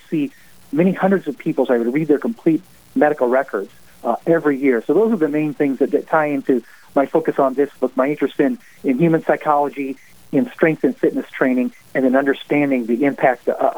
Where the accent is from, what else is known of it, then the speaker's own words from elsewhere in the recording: Springfield, Illinois, United States; I'm from Springfield, Illinois, the land of Lincoln, we call it around here.